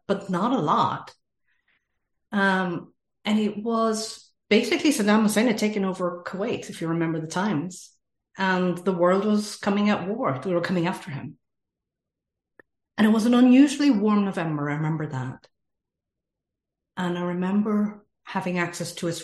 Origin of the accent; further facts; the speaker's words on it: Ireland; accent: Irish; moved away as an adult; also born or lived in Middle East; I am from Ireland, as you can probably hear in the accent. I have lived all around the world, including the Middle East, for 25 years.